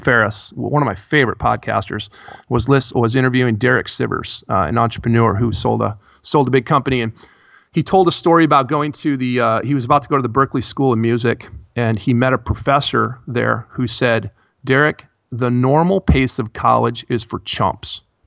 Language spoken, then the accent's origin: English; Midwest, United States; I grew up in the Midwest.